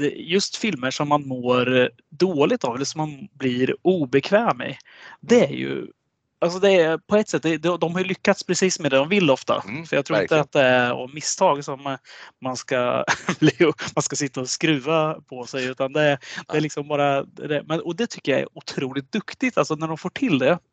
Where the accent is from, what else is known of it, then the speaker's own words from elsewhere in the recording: Sweden; vi svenskar